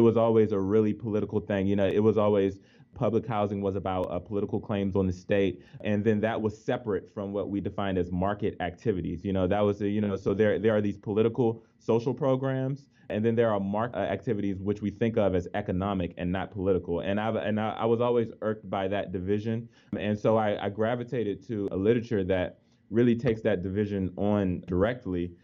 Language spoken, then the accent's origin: English; Washington, District of Columbia, United States; moved away; I grew up in the Washington D.C. area, both of my parents grew up in the Washington D.C. area